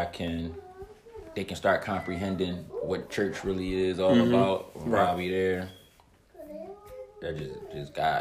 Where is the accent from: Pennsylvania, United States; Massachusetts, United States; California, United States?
Pennsylvania, United States; Philadelphia; growing up in Philly